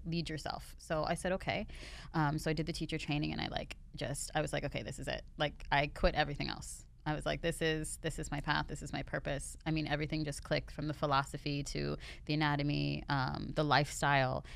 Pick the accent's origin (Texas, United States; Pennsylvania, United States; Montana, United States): Pennsylvania, United States; Pittsburgh; moved away as an adult; also born or lived in Los Angeles; now in Miami, United States; I was born and raised in Pittsburgh